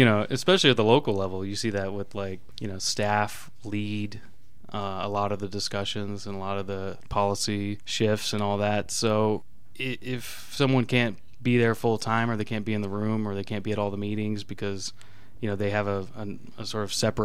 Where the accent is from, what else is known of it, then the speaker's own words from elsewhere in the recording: Douglas County, Colorado, United States; also born or lived in Texas / Denver, Colorado; now in Lakewood, United States; before that I lived in Denver, but basically grew up in Douglas County